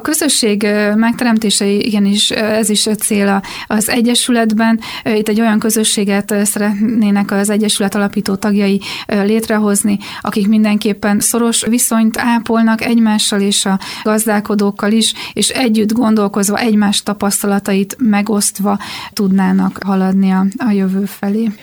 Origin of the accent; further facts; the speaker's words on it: Békéscsaba, Békés, Hungary; Egyébként én Alföldön születtem, Békés Csabán jártam, aztán a gimnáziumban, és a szüleimnek volt földjük